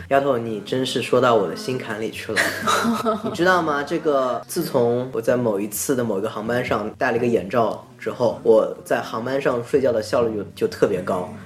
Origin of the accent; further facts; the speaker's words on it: China; 尤其我们中国人